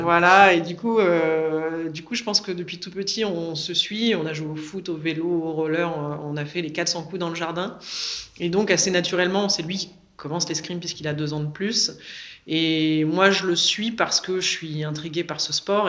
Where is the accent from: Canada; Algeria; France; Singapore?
France; Le Vésinet, Île-de-France; je viens du Vésiné. Euh, j'ai grandi euh, dans la banlieue euh, ouest parisienne